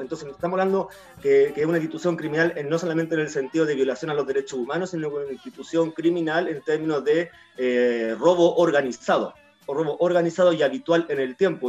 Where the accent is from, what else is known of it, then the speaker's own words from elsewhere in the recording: Chile; also born or lived in Araucanía Region; yo crecí en el Sename desde que era guagua, yo llegué al mundo a través de un aborto y fui a parar a, de, a través de un aborto a una mujer pobre, eh, de la novena región